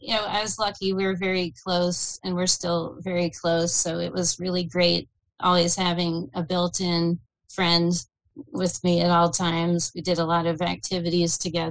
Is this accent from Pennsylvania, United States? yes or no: yes; Pittsburgh, Pennsylvania, United States; now in Harrisburg, United States; I'm outside Harrisburg now, but I'm born and raised in Pittsburgh. I'm a Pittsburgh girl through and through, black and yellow